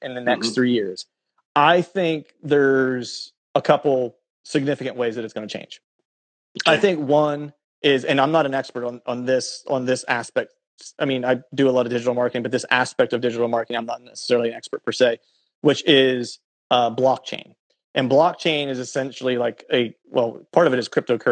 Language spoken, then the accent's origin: English; Pennsylvania, United States; moved away; also born or lived in Florida; where I grew up in Pennsylvania